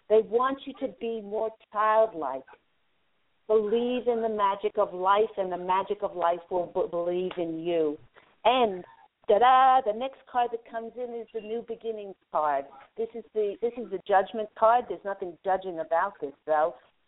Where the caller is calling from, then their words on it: Los Angeles, California, United States; calling from my area, Los Angeles.